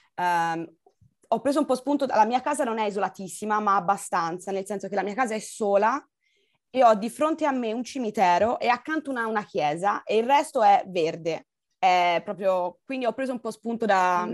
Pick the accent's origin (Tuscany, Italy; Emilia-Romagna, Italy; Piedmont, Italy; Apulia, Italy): Tuscany, Italy; Pisan hills; moved away; also born or lived in Austria; sono nata lassù in Austria, ma sono cresciuta in Toscana, nelle colline pisane